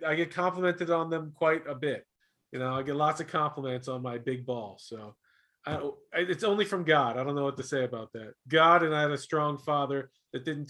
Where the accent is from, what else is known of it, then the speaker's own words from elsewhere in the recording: Florida, United States; I'm from Florida.